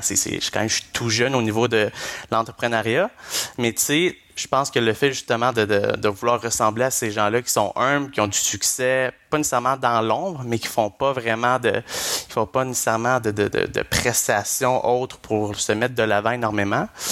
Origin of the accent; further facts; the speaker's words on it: Blainville, Quebec, Canada; moved away as an adult; je suis parti vraiment de Blainville, où que je résidais euh, chez mes parents, et je suis allé directement après euh, à Québec, à l'Université Laval